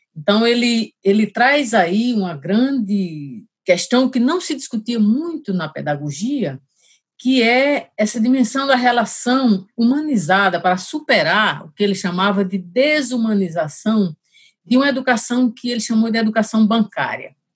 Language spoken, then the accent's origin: Portuguese; Angicos, Rio Grande do Norte, Brazil; also born or lived in Rio de Janeiro; eu sou natural do Rio Grande do Norte, né? cidade de Angicos